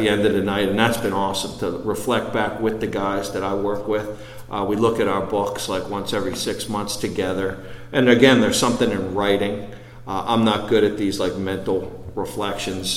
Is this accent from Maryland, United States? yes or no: yes; Baltimore, Maryland, United States; I grew up in Baltimore outside the city